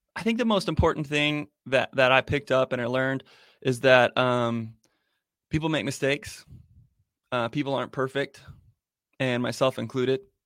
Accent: Arizona, United States; Born and raised here, and I love it here

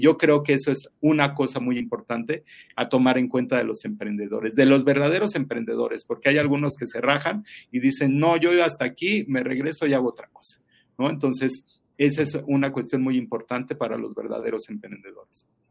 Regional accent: Mexico; como buenos mexicanos

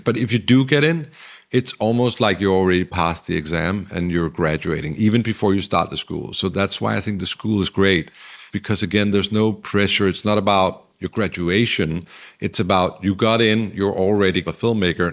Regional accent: Denmark; also born or lived in Los Angeles, United States; now in Copenhagen, Denmark; We come from the Danish sort of very democratic

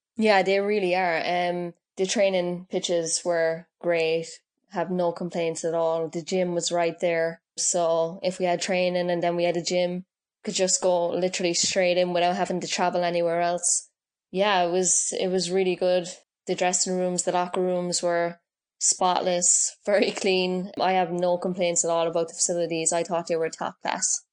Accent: Cork, Munster, Ireland; I grew up playing on the streets of Knocknahinney

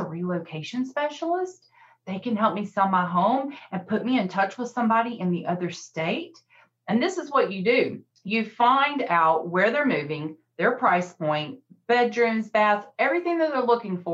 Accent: the South, United States; I'm from the South

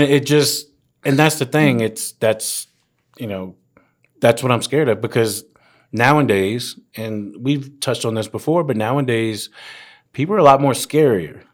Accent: Woodbridge, Virginia, United States; four years, Garfield High School, Woodbridge, Virginia

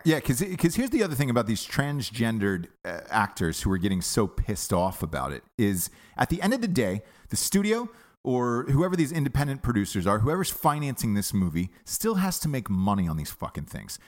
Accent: United States; as an American

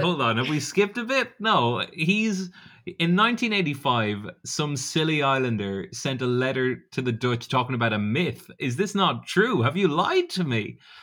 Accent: Portarlington, Ireland; I'm from Port Arlington and it's split down the middle with a river

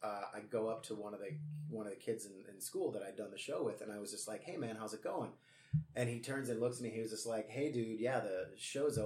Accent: Streamwood, Illinois, United States; also born or lived in Elgin, Illinois; I was from Streamwood, but then I went to high school in Elgin at Larkin High School

